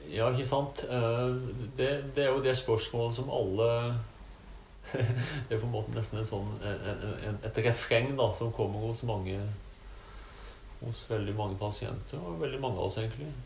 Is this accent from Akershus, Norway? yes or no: no; Arendal, Agder, Norway; moved away as an adult; also born or lived in Eastern Norway / Larvik; now in Heggedal, Norway; født og oppvokst i Arendal